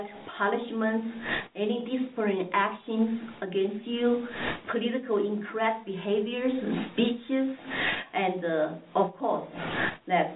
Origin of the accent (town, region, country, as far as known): China; born or raised there; moved away as an adult; now in United States